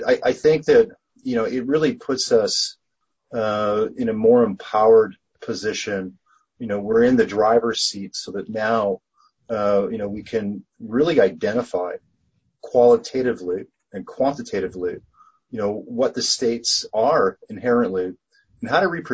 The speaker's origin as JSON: {"language": "English", "country": "Canada", "said": "I'm Canadian"}